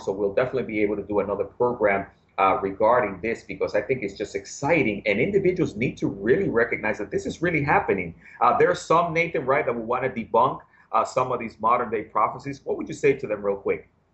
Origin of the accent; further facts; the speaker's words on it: New York City, New York, United States; now in Florida, United States; I grew up in the Bronx